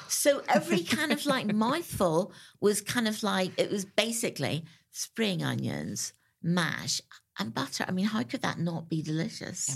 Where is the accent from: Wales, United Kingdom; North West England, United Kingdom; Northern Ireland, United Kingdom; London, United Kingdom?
Northern Ireland, United Kingdom; I grew up in Northern Ireland.